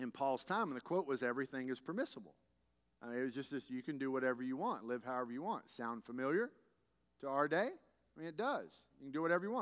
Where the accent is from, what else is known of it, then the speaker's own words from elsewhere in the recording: Texas, United States; as a Texan